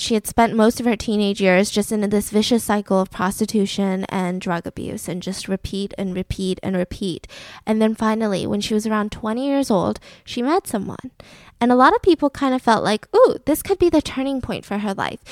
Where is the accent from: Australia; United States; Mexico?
United States; Atlanta, Georgia; now in Los Angeles, United States; the great, wonderful, peachy state that I grew up in, Atlanta, Georgia